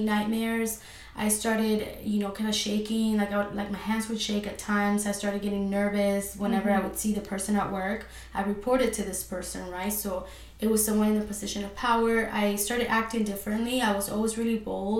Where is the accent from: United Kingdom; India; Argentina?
Argentina; moved away; I'm originally from Argentina, so I'm Latina